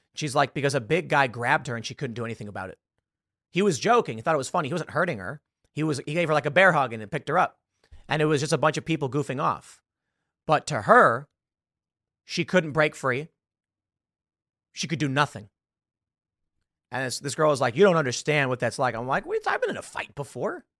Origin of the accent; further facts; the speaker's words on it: Chicago, Illinois, United States; I'm from Chicago, I'm from the South Side